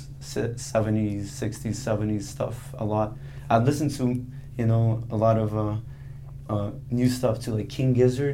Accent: Brazil; moved away; I am originally from Brazil, so I have a lot of Brazilian music background

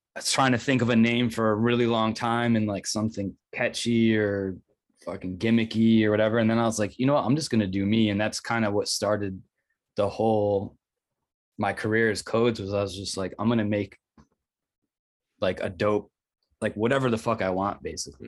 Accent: Rochester, New York, United States; moved away as an adult; also born or lived in Brooklyn, New York; I moved back to Rochester from Brooklyn last year

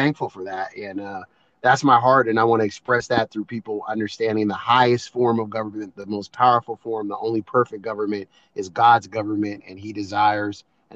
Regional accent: Seattle, Washington, United States; My wife and I are both born and raised in Seattle, not imports like most

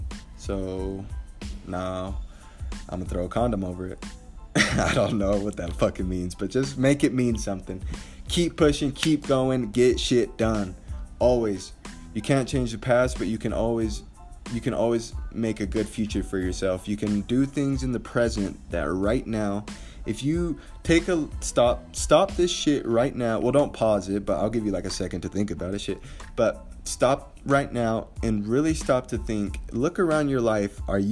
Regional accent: Mexico; born there; So I was born in Mexico. My mother passed away when I was 3 months old. My dad went to jail. I moved from family members to family members.

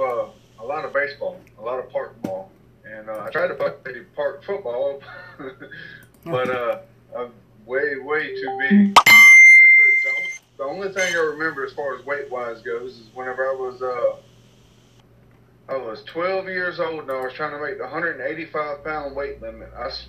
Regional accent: Mobile, Alabama, United States; born there; I'm from down south, man. I was born in Mobile. I moved around a lot whenever I was growing up.

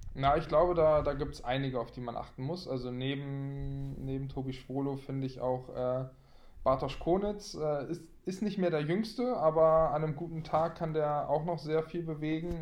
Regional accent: Berlin, Germany; moved away as an adult; also born or lived in Dormagen / Minden; als Berliner Junge

